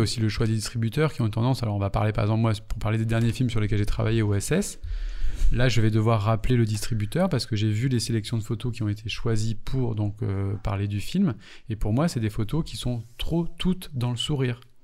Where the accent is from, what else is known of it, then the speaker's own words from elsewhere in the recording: Martinique; moved away; also born or lived in Paris; quand je suis arrivé à Paris, moi je venais de Martinique